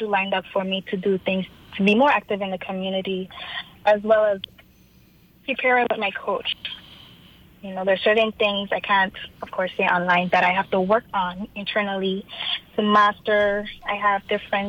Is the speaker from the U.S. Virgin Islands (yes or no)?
yes; U.S. Virgin Islands; my hometown, the U.S. Virgin Islands